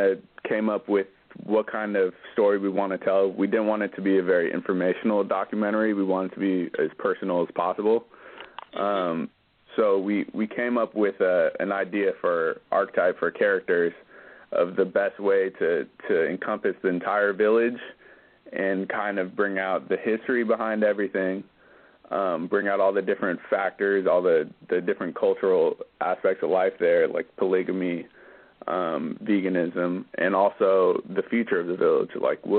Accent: Berkeley, California, United States; also born or lived in Oakland, California / Los Angeles, California; I went to only Berkeley schools my whole life. Went to Berkeley High

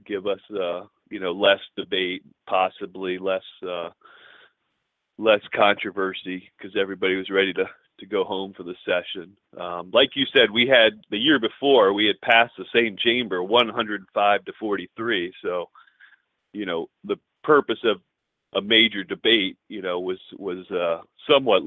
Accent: New York, United States; our New York resolution, my home state

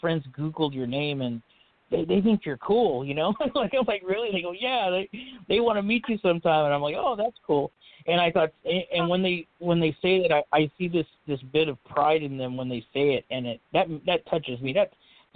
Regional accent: Fresno, California, United States; also born or lived in Madera, California; I was born in Madera, California. That's a very small town. Raised here in the valley, in the Fresno, California area, known as the Central Valley. I never really left here

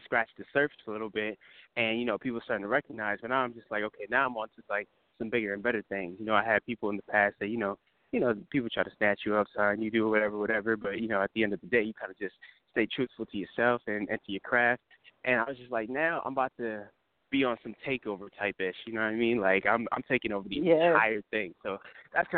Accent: New Jersey, United States; I'm from New Jersey. I'm saying born and raised. I've been here my entire life

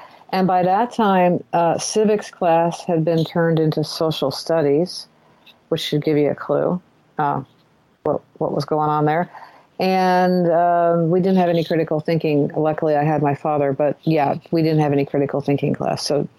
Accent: Ohio, United States; now in Canada; I grew up in the Midwest. I grew up in Ohio. And I am, I think, the same age.

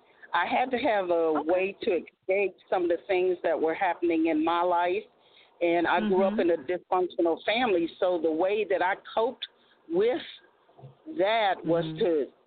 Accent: Washington, District of Columbia, United States; now in South Carolina, United States; Miz Author T actually lives in South Carolina, but I am from Washington, D.C.

